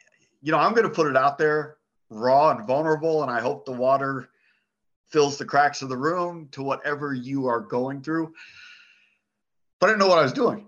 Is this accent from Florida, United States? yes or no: no; Phoenix, Arizona, United States; I was born and raised in Phoenix